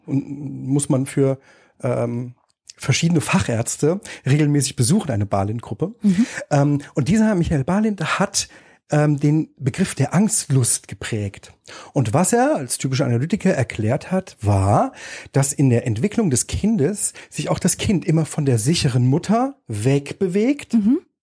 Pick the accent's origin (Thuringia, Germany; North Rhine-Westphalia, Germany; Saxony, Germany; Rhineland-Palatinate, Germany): Thuringia, Germany; Erfurt; in der Platte in Erfurt gab es Flure mit vielen Nachbarn